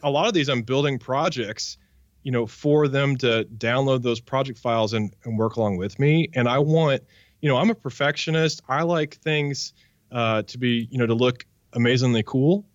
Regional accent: Wichita, Kansas, United States; I grew up in Wichita, Kansas

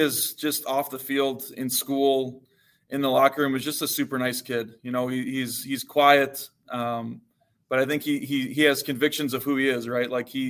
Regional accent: Illinois, United States; I grew up in the Chicago suburbs, so I was around some pretty good football growing up too. A lot of Big Ten players that came out of our area

